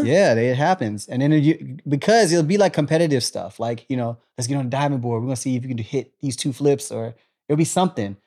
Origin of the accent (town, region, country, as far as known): Killeen, Texas, United States; born or raised there; also born or lived in Germany